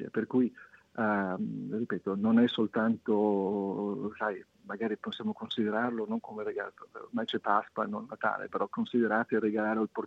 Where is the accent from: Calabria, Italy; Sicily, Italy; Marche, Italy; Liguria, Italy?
Liguria, Italy; Essendo io ligure, non posso che dire.